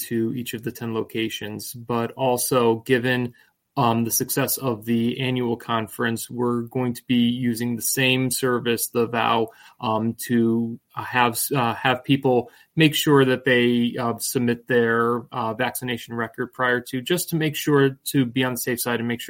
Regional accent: New England, United States; moved away; I grew up in New England

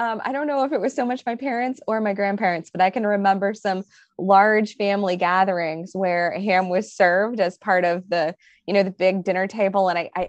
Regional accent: Ohio, United States; now in Orlando, United States; growing up in Ohio

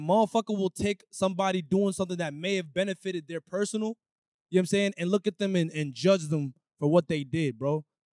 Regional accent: Lowell, Massachusetts, United States; I'm from Lowell

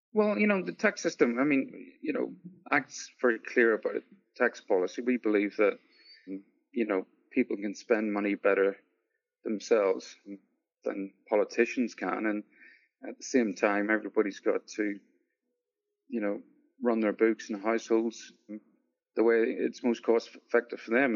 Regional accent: Northern Ireland, United Kingdom; moved away as an adult; also born or lived in Sydney, Australia; now in New Zealand; I'm originally from Northern Ireland

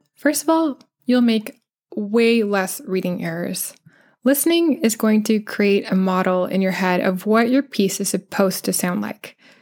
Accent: United States; accent: American; that's the accent that I have

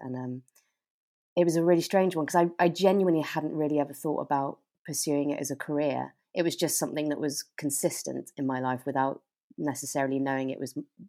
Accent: South West England, United Kingdom; now in London, United Kingdom; So Devon is where I grew up. And I mean, I'd sort of say I'm a Devon girl

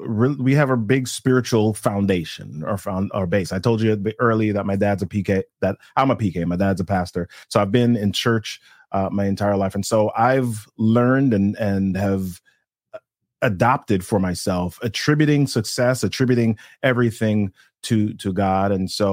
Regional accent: Jamaica; Well, in growing up in Jamaica, we had a lot of, we call them helpers, right? we had a lot of those in our house.

